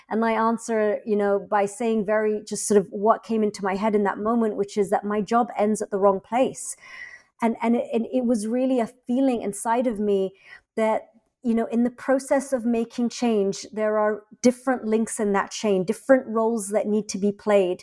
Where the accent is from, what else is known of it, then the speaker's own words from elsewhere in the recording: London, United Kingdom; also born or lived in Egypt; I was born in London, I grew up in London